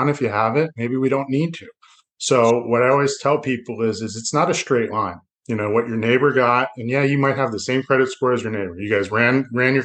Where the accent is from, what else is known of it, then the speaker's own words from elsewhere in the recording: Broward County, Florida, United States; being a local guy, what I always like to tell people is I grew up down here